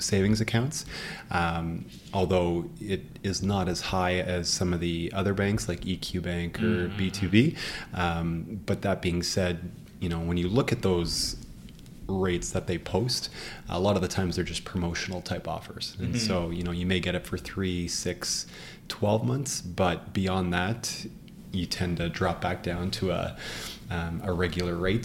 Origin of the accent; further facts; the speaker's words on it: Ottawa, Ontario, Canada; moved away as an adult; also born or lived in Waterloo; now in Toronto, Canada; born and raised in Ottawa